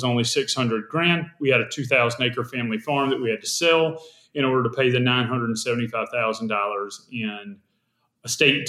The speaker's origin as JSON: {"language": "English", "region": "South Carolina", "country": "United States", "said": "I taught English and South Carolina history because I'm from South Carolina"}